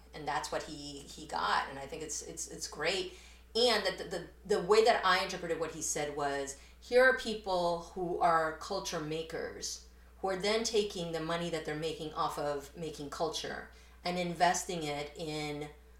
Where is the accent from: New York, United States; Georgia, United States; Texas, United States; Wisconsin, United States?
New York, United States; born there; English is a second language; I would say like I was born in New York and I learned English in New York, and I have most of my family immigrated to New York when I first did.